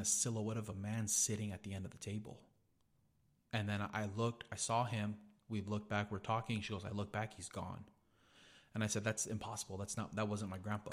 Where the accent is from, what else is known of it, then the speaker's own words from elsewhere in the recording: Gonzales, United States; we had a house in Gonzales, 'cause that's where I grew up in Gonzales.